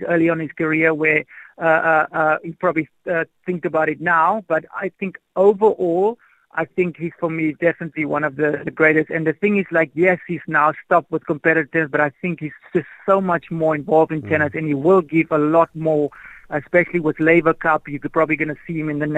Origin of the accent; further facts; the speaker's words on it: South Africa; Although I'm still South African, I like to help wherever I can in South Africa.